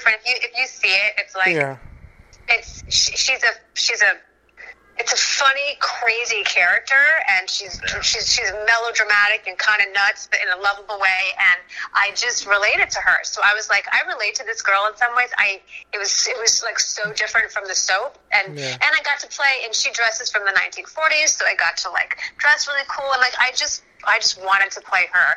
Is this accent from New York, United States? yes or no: yes; New York, United States; also born or lived in Los Angeles; I'm a New Yorker